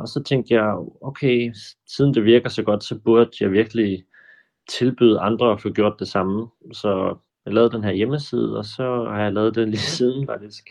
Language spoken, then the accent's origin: Danish; Funen, Southern Denmark, Denmark; now in Copenhagen, Denmark; Jeg er oprindelig fra Fyn